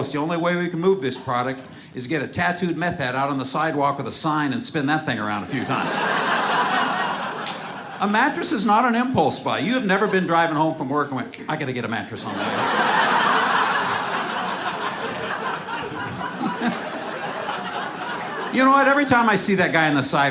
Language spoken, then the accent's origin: English; Seattle, Washington, United States; I'm from Seattle.